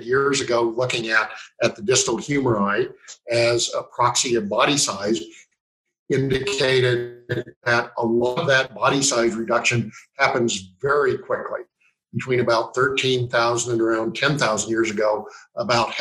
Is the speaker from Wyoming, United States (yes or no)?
yes; Meeteetse, Wyoming, United States; I'm originally from Meteetse, Wyoming, and currently living in Meteetse